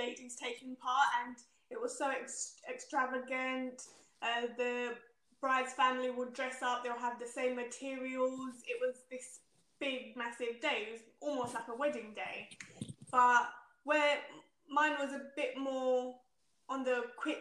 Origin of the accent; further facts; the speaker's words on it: Zimbabwe; I'm from Zimbabwe